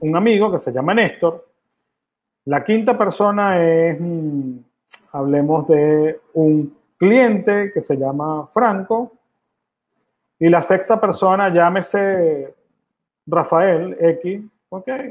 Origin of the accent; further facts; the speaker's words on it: Venezuela; moved away; yo vengo de Venezuela, yo soy venezolano y orgullosamente venezolano